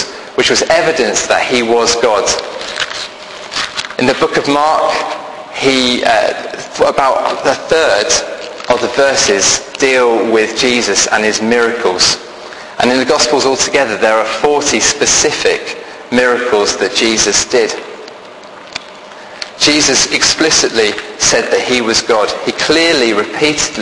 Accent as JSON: {"language": "English", "town": "Birmingham", "region": "West Midlands", "country": "United Kingdom", "accent": "Brummie", "said": "I'm from Birmingham, so I can do this in a Brummie voice."}